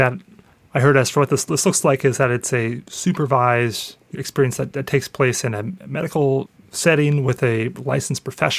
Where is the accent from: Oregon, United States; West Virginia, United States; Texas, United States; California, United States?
Oregon, United States; my home state of Oregon